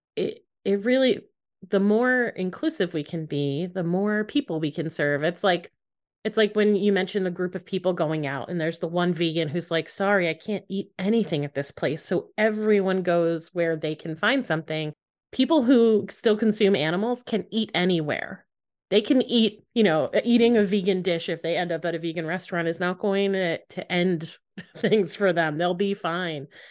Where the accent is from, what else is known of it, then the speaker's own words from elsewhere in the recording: United States; as an American.